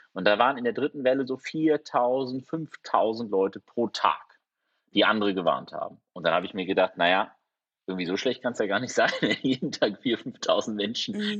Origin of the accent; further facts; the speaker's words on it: Germany; wir als Deutsche